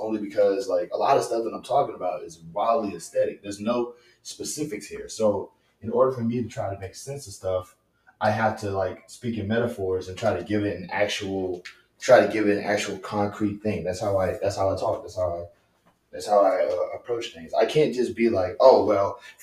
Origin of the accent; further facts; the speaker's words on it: Louisiana, United States; I'm from Louisiana.